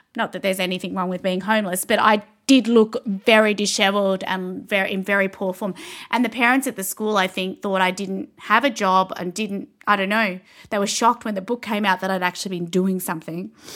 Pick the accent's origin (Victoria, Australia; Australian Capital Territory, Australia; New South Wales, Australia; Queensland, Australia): Australian Capital Territory, Australia; Canberra; I'm from Canberra, so eventually my husband and I came back to Canberra to have the baby